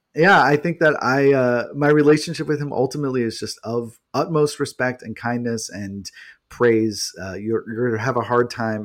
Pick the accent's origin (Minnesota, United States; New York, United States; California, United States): New York, United States; I'm from New York